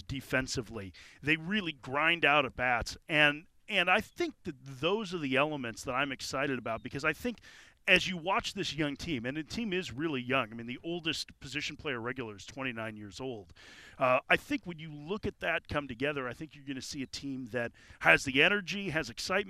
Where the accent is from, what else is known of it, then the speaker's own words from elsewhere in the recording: Chicago, Illinois, United States; moved away; I grew up in Chicago, and so Wrigley Field will always hold a place in my heart